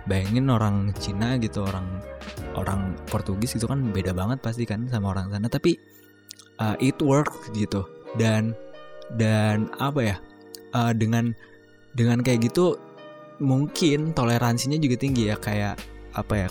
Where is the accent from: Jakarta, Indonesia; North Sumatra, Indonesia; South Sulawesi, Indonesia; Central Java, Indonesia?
Jakarta, Indonesia; terus gue juga orang Betawi kan uh, kalau lamaran apa segala macam ya